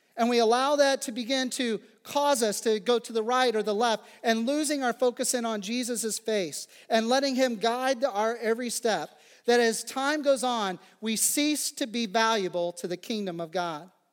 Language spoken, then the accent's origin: English; Phillipsburg, Kansas, United States; moved away; Growing up in the Midwest, and particularly in the prairie